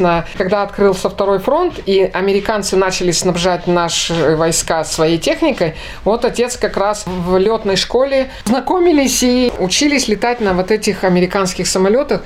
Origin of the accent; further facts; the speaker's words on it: Republic of Karelia, Russia; Жили мы, родились мы все в Карелии. Дед мой был петербуржец, а, в общем-то, мы все из Карелии